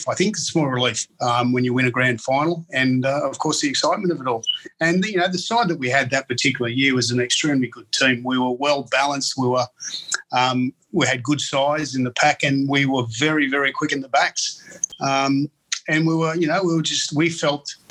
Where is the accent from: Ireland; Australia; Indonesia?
Australia; Taree, New South Wales; I grew up in Taree and played all of my junior league there